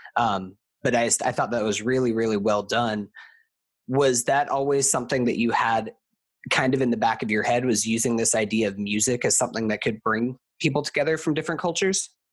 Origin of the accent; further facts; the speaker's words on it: United States; also born or lived in Florida; I am from America. So I see, and specifically, I live in Florida